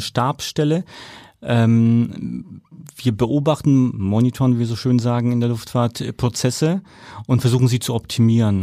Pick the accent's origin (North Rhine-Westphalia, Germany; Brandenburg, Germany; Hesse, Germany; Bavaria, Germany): Bavaria, Germany; Nuremberg; accent: rolling R; moved away; damals in Nürnberg, ich komme aus Nürnberg.